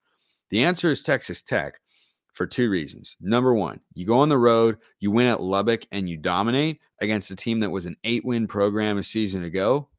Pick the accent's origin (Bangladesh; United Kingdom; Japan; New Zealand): United Kingdom; now in Canada; you thought it unusual to be a committed Canadian Duck fan. Well, it gets more out there, as I'm also a British expat and former college football player and coach also.